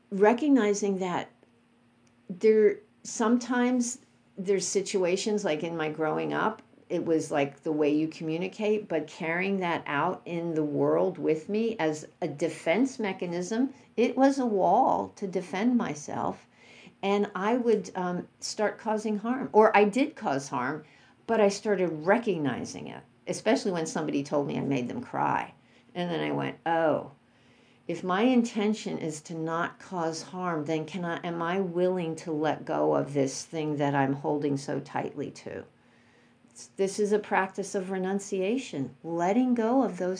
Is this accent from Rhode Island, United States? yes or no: no; New York City, New York, United States; growing up in New York City